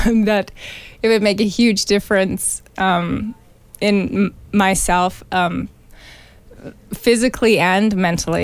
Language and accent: English; Olds, Alberta, Canada; Born and raised in Olds.